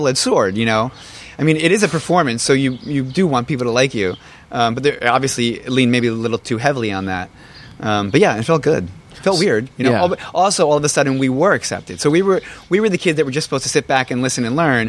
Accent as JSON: {"language": "English", "region": "New Jersey", "country": "United States", "said": "I'm from Jersey"}